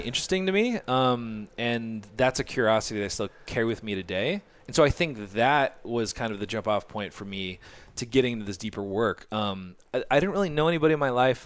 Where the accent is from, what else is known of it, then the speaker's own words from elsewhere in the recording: Orange County, Southern California, United States; I grew up in Orange County, so I didn't, like, live in L